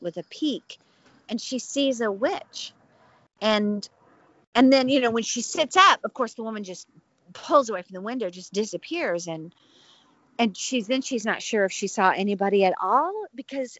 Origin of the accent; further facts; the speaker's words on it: the South, United States; moved away as an adult; I love my homeland. I love the South